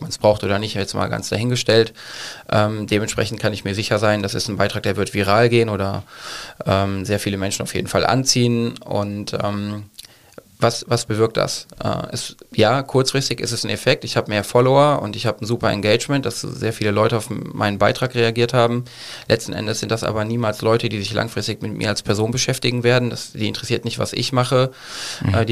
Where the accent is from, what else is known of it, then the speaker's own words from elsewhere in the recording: Cologne, North Rhine-Westphalia, Germany; ich komme aus Köln.